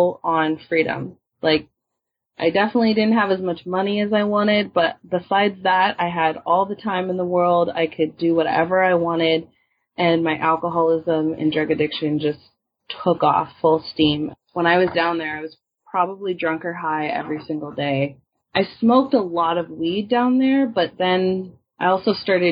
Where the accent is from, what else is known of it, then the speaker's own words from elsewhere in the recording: Washington, United States; moved away; also born or lived in Oakland; I'm from Washington now